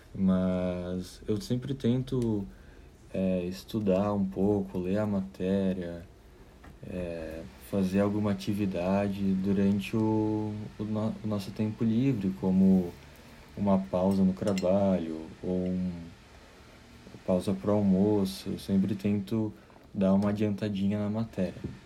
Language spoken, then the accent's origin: Portuguese; Caxias do Sul, Rio Grande do Sul, Brazil; moved away as an adult; now in New York, United States; sou de Caxias do Sul, Rio Grande do Sul, e estou morando em Nova York há quatro anos